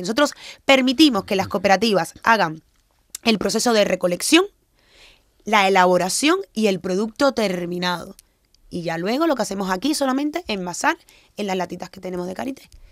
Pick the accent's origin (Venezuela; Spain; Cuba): Cuba; also born or lived in Guinea-Bissau; yo nací en Cuba, pero mis padres son de Guinea-Bissau